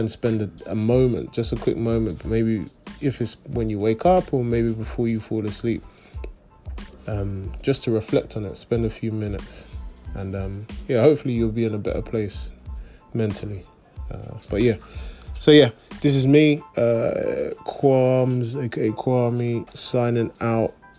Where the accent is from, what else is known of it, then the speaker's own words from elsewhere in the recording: London, United Kingdom; I am personally growing up in, in England, growing up in London